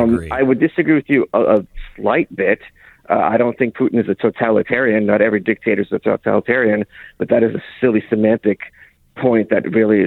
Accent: Lviv, Lviv Oblast, Ukraine; Yeah, I was born in Ukraine. We're all from Ukraine. Yeah, we were from Western Ukraine, Lvov specifically.

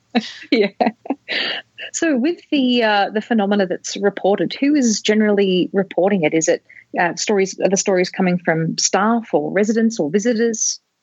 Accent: Australia; an Australian

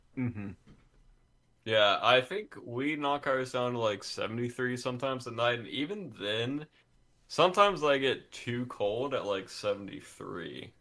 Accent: Georgia, United States; I grew up in Georgia where it's just hot outside most of the time

